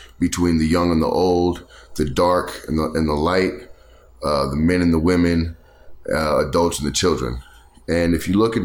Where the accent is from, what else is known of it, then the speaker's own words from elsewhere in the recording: the South, Texas, United States; we're from the South